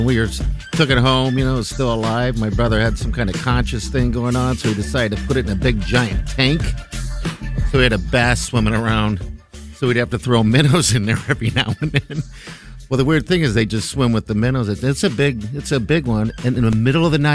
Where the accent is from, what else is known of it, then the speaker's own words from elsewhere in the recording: Omaha, Nebraska, United States; I grew up fishing. We're all from Omaha, and that's what we did growing